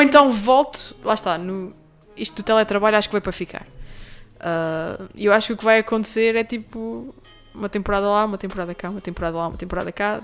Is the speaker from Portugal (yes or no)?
yes; Terceira, Azores, Portugal; moved away; É a minha terra, é a minha casa